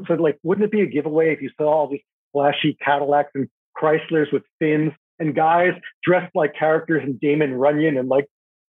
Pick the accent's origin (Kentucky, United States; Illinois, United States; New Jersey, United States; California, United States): New Jersey, United States; Highland Park; Highland Park, New Jersey, my hometown